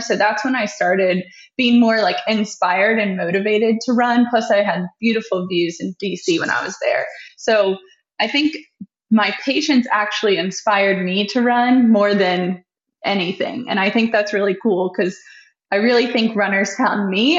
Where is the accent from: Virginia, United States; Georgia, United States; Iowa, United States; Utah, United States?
Virginia, United States; Richmond; also born or lived in Winchester, Virginia / Washington, D.C.; I grew up in Richmond